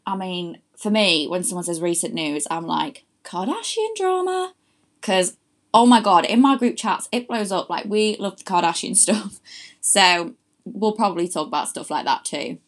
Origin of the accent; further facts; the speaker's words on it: Louth, East Midlands, United Kingdom; now in London, United Kingdom; I'm from a lovely little place called Louth, which is in Lincolnshire